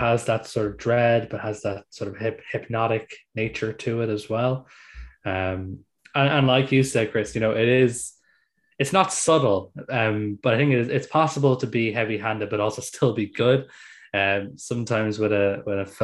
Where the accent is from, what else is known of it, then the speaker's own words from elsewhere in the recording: Ireland; I'm Irish